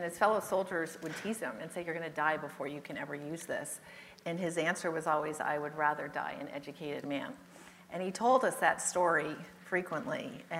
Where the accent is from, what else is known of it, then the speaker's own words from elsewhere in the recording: California, United States; also born or lived in England; I was born in England, and I'll never forget the day. I was 8, my sister was 6, I know that because it was shortly before we moved back to California